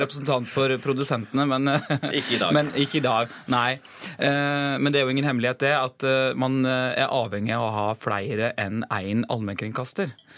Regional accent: Gjerstad, Agder, Norway; Heimbygda mi i Gjerstad det er Abelkommunen

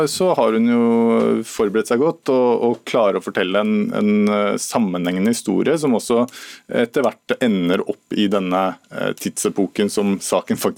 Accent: Northern Norway, Norway; jeg er nordlending, og det, det, er sånn vi holder på, liksom.

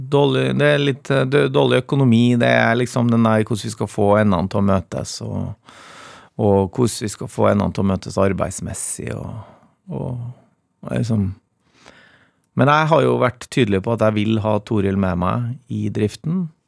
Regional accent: Trøndelag, Norway; Jeg kom jo fra Trøndelag

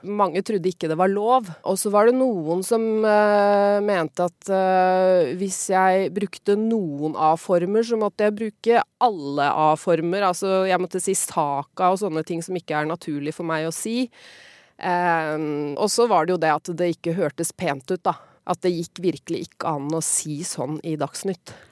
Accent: Hokksund, Buskerud, Norway; accent: broad Eastern Norwegian; Jeg er jo fra Nedre Buskerud, Hokksund, eh, hvor de snakker veldig sånn breit Eh, østlandsmål, da, egentlig. Så det er sånn eh, jeg eh, snakka da jeg var lita, og så etter hvert så begynte jeg å moderere meg mer og mer.

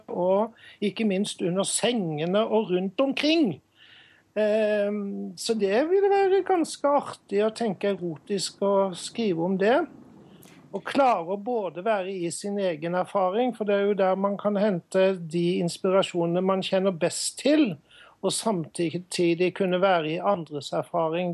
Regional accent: Sørlandet, Southern Norway, Norway; Men jeg er jo fra Sørlandet

